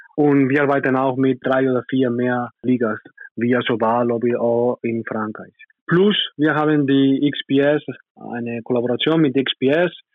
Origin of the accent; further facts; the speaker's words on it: Spain; German is a second language; moved away as an adult; now in Nürtingen, Germany; Kanoyas ist meine Heimat